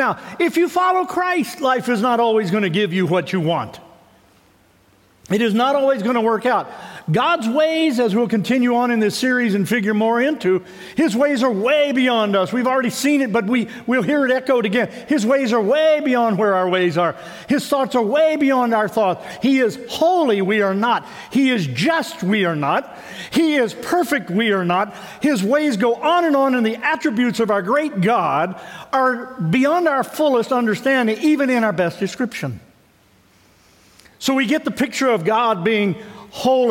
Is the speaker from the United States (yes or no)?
yes; Midwest, United States; I grew up in the Midwest